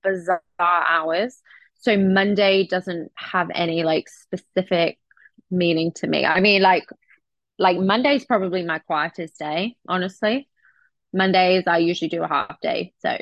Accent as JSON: {"language": "English", "town": "Oxford", "region": "South East England", "country": "United Kingdom", "also_born_or_lived": "Florida", "moved": "as an adult", "lives_now": "Southern Indiana, United States", "said": "I have lived here for almost 7 years. So I'm from Oxford, very close to London. And I moved here early 2017. And before I moved here, I was kind of back and forth to Florida."}